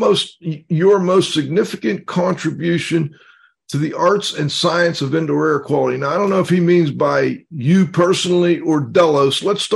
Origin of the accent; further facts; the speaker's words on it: Pittsburgh, Pennsylvania, United States; Cliff and I are both from Pittsburgh